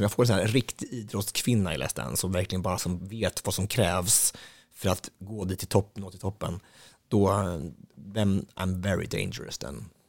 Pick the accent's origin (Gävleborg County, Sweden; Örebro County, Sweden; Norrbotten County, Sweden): Örebro County, Sweden; Östansjö; I Östansjö där jag kommer ifrån, det är inte särskilt stort, det är ganska så litet och det ligger utanför Hallsberg, Gnällbältet i Närke